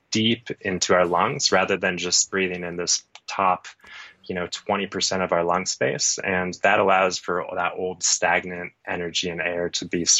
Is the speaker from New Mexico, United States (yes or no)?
no; Phoenix, Arizona, United States; now in Colorado, United States; I grew up in Phoenix